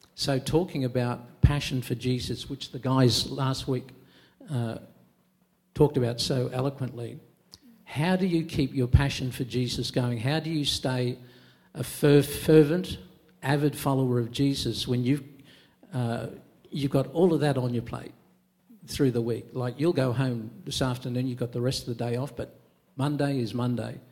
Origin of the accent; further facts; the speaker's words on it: Queensland, Australia; I'm a Queenslander